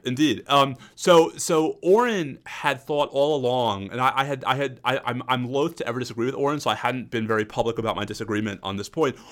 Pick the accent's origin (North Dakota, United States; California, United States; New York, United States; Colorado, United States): New York, United States; As a New Yorker